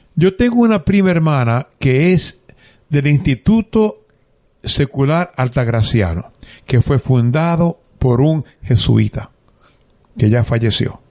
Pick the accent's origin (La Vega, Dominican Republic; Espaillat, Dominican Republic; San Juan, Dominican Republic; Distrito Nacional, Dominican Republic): San Juan, Dominican Republic; San Juan de la Maguana; moved away as an adult; also born or lived in Ponce, Puerto Rico / San Lorenzo, Puerto Rico; now in Guayama, Puerto Rico; Yo soy dominicano. Ok. Nací en un pueblo llamado San Juan de la Maguana